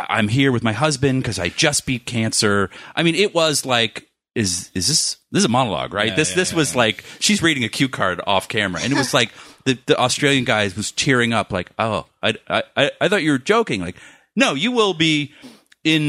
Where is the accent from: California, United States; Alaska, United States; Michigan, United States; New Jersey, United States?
California, United States; Los Angeles; I'm an asshole from L.A.